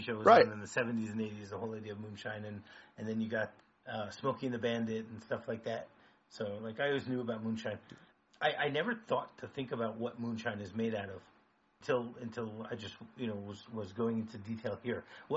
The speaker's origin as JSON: {"language": "English", "region": "Michigan", "country": "United States", "tie": "born or raised there", "said": "I grew up in Michigan."}